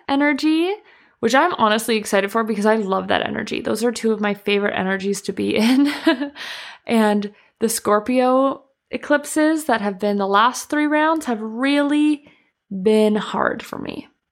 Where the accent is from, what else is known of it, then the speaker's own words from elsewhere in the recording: Canada; moved away; I'm from Canada